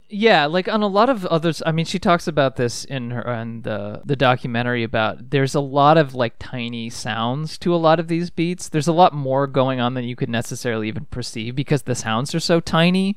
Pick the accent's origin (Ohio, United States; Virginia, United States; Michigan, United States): Ohio, United States; I grew up in Ohio.